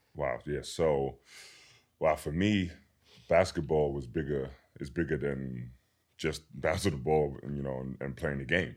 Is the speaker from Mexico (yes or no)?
no; London, United Kingdom; being born and raised in London, England